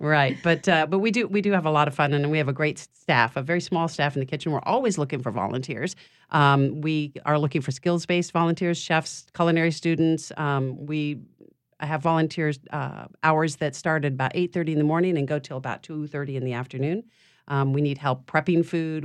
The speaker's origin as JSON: {"language": "English", "town": "Chicago", "region": "Illinois", "country": "United States", "moved": "yes", "lives_now": "Louisiana, United States", "said": "I'm from Chicago"}